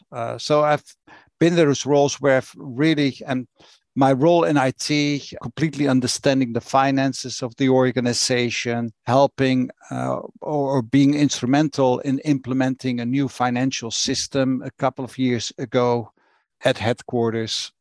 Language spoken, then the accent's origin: English; Rotterdam, South Holland, Netherlands; I grew up in Rotterdam, in Netherlands. That's where I was born and raised